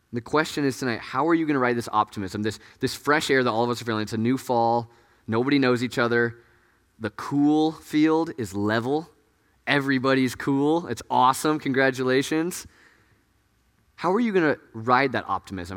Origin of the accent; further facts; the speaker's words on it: Des Moines, Iowa, United States; moved away; I'm from, like, Des Moines. That's, like, five hours of, from Chicago